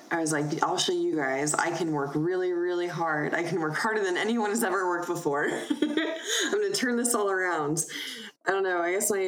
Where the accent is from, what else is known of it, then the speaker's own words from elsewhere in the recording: Broomfield, Colorado, United States; also born or lived in Staten Island, New York; I moved to Colorado